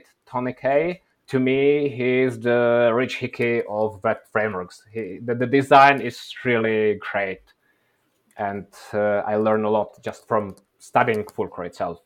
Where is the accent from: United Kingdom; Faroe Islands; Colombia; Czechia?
Czechia; now in Oslo, Norway; I'm originally from Czech Republic